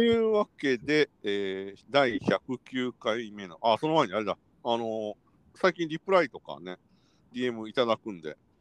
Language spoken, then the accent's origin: Japanese; Kansai, Japan; moved away as an adult; now in Tokyo, Japan; 我々関西出身者